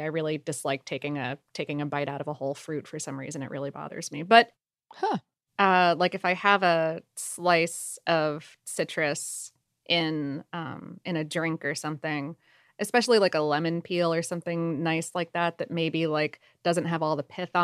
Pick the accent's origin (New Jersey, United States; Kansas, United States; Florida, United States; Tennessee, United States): Florida, United States; South; I was also spoiled from growing up in South Florida